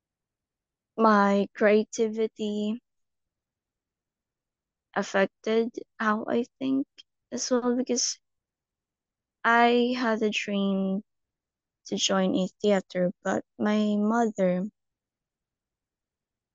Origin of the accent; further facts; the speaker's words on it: Philippines; Philippines. I'm from the Philippines